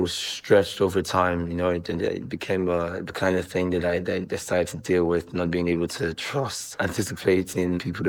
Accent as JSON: {"language": "English", "region": "Lagos", "country": "Nigeria", "tie": "born or raised there", "said": "I was born in Lagos, Nigeria, born and brought up here in Lagos"}